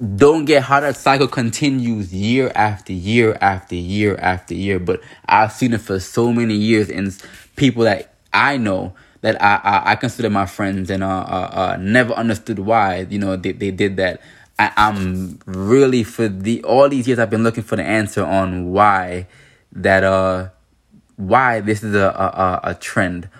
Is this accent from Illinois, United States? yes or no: no; New York, United States; growing up in New York